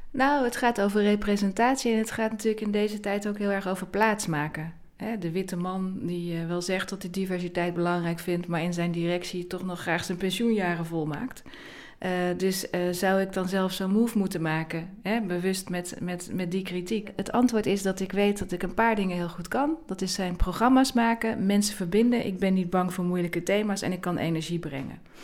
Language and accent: Dutch; North Brabant, Netherlands; ik ben opgegroeid in Brabant